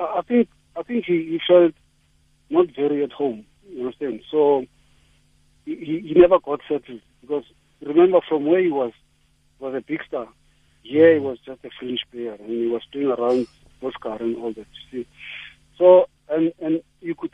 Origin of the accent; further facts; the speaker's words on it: Johannesburg, Gauteng, South Africa; In Soweto, yeah, there's a pitch called Elka, just the other way from where I am